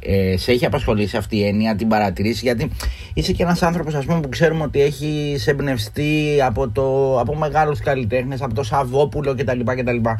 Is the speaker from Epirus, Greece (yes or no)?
no; Northern Corfu, Ionian Islands, Greece; Εγώ έρχομαι από τη Βόρεια Κυρκυρά